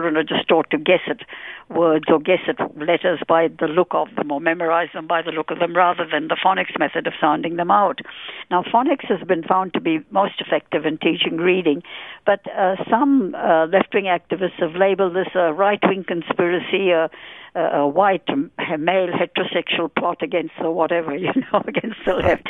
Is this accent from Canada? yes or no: no; India; moved away as an adult; also born or lived in United Kingdom; now in Australia; I was born in India and lived there for 23 years